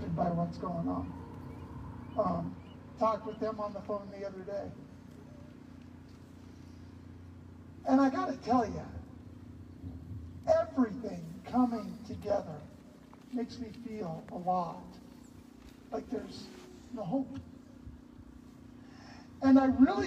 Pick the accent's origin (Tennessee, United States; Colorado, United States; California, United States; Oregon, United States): Oregon, United States; Hillsboro; also born or lived in Nampa, Idaho; I'm from Hillsboro, Oregon